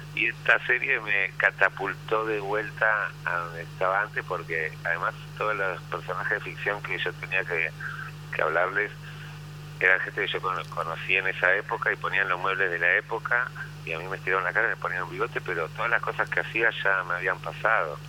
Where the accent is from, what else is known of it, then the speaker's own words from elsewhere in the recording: Argentina; soy argentino